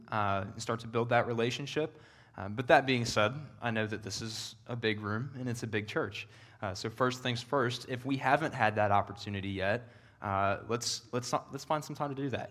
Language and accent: English; Northern Kentucky, United States; moved away as an adult; also born or lived in Knoxville, Tennessee; I'm from Northern Kentucky. It's where I was born and raised